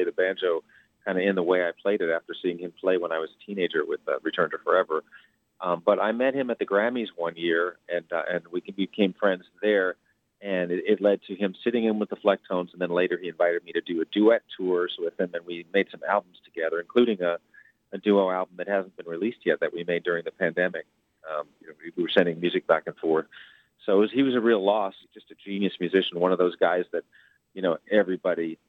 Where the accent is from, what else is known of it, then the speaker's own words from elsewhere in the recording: New York City, New York, United States; I come from New York City